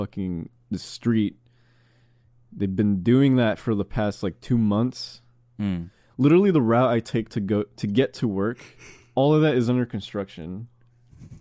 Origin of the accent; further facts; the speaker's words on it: Grand Junction, Colorado, United States; moved away; also born or lived in Arizona; I was born in Colorado